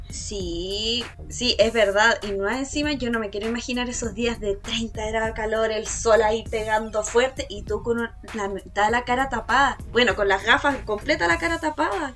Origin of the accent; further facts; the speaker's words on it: Punta Arenas, Magallanes and Chilean Antarctica, Chile; moved away; yo si bien soy de Punta Arena